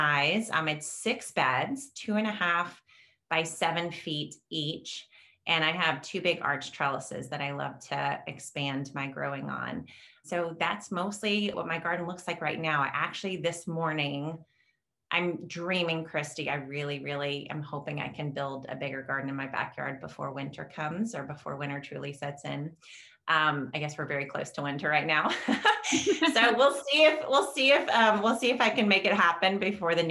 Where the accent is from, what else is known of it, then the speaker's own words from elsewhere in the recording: the South, United States; moved away as an adult; now in Chicago suburbs, Illinois, United States; I am a Southern gardener. That's where I grew up. I grew up in the South